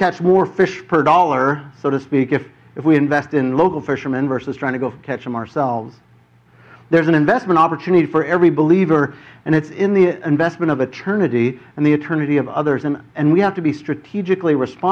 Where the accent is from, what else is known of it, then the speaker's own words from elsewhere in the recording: United States; I'm from America